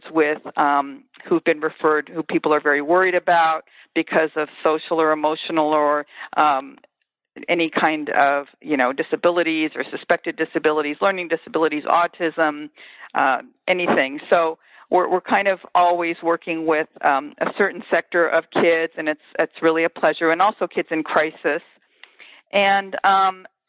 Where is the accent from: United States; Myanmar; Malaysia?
United States; Los Angeles, California; moved away as an adult; also born or lived in Champaign, Illinois; I am born and raised in Los Angeles, and I have been a product of public schools, large public Los Angeles schools